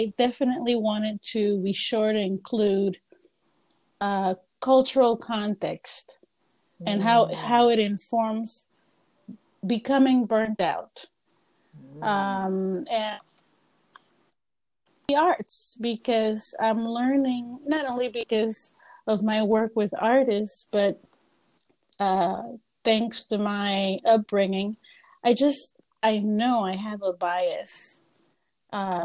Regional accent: Panama; now in United States; I am from Panama. Have been living here in the U.S. already 34 years.

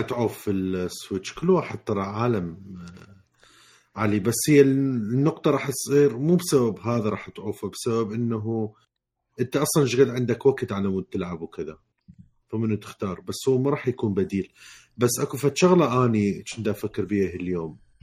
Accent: Iraq; من وقت ما راجع العراق

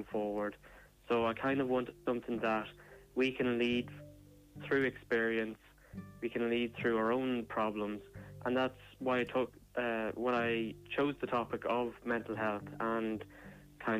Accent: Ireland; also born or lived in Dún Laoghaire; I'm from Kilchandra.

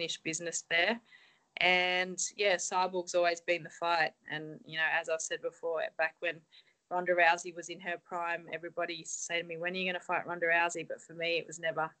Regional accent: Australia; Everyone knows me now as the Aussie girl

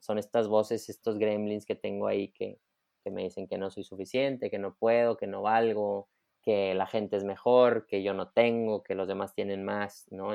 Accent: Monterrey, Nuevo León, Mexico; soy regio, soy de Monterrey

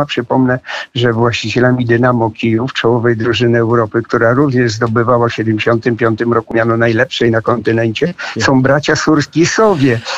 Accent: Podlaskie Voivodeship, Poland; Ja się urodziłem na Podlasiu w e, e, Polsce

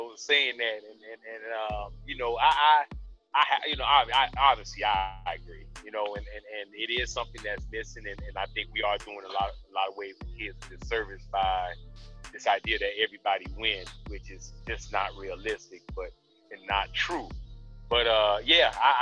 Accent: Florida, United States; now in Tennessee, United States; I'm from Florida

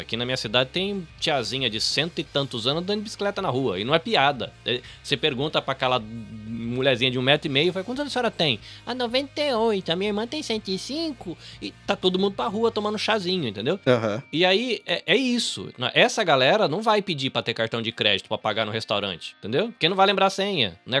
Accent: Brazil; now in Japan; eu, como brasileiro

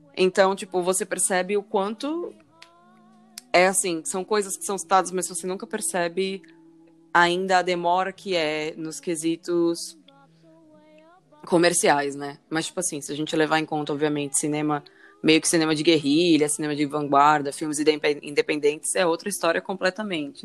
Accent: Natal, Rio Grande do Norte, Brazil; also born or lived in São Paulo; eu sou nascida em São Paulo, cresci grande parte da minha vida em Natal

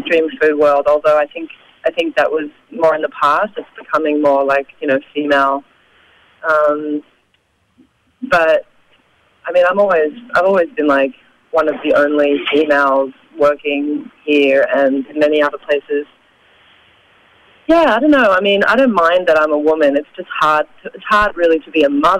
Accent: Australia; now in New York, United States; I'm from Australia myself

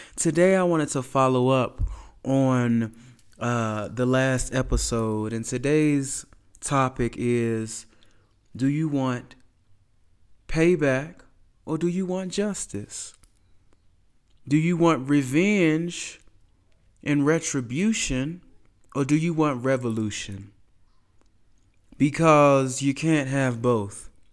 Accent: United States; I'm from America

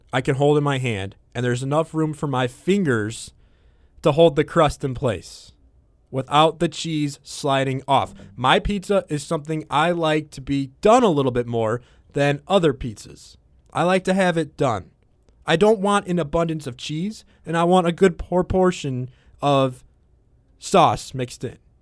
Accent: Chicago, Illinois, United States; as a Chicagoan growing up, one of the biggest gatherings we have in the summer is Lollapalooza

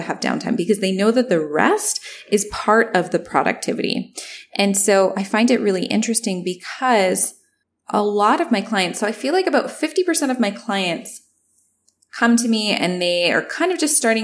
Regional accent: Canada; also born or lived in Toronto; I'm Canadian and I was in Toronto

